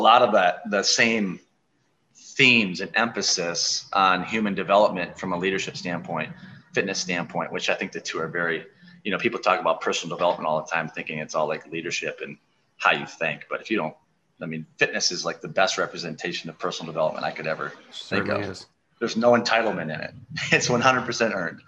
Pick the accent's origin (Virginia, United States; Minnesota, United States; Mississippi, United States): Minnesota, United States; La Crescent; also born or lived in Twin Cities, Minnesota; I just moved back here 2 years ago. This is my hometown.